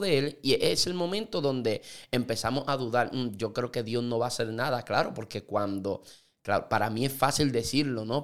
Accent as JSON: {"language": "Spanish", "country": "Puerto Rico", "said": "los puertorriqueños tenemos, somos ciudadanos americanos"}